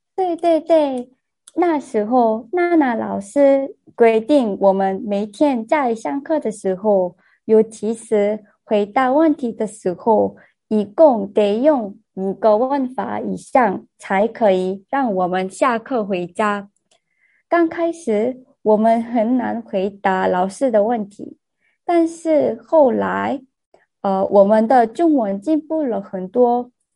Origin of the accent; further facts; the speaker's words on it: South Korea; Chinese is a second language; 我是在台湾I T公司工作的韩国人